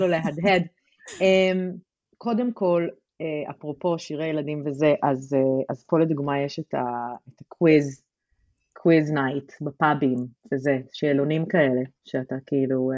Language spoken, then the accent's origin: Hebrew; Tel Aviv-Yafo, Tel Aviv District, Israel; moved away as an adult; אני גדלתי ביפו